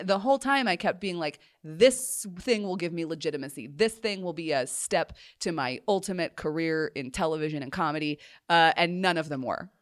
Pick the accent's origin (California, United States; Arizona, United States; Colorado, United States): Colorado, United States; moved away; growing up in Colorado, just because you're, and particularly, like, we lived on a mountain